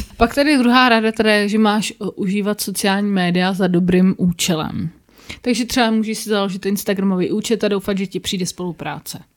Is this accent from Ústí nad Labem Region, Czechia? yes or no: no; Prague, Czechia; já jsem jediný Pražák, který asi závidí Brno